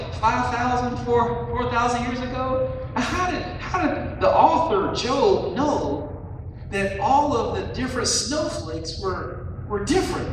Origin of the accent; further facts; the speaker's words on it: West Virginia, United States; accent: West Virginia; my West Virginia accent